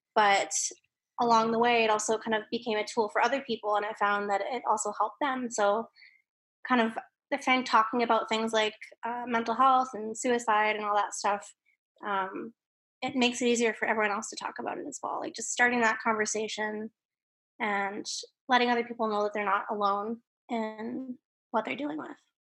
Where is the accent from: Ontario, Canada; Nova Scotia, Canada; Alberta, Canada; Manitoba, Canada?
Alberta, Canada; Calgary; now in British Columbia, Canada; I was born in Calgary, Alberta